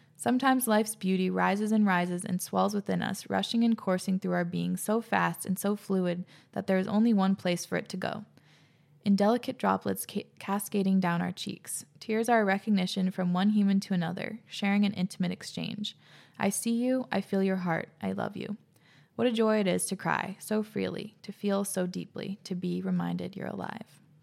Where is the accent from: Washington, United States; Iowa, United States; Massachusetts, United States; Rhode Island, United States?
Washington, United States; Whidbey Island; growing up on Whidbey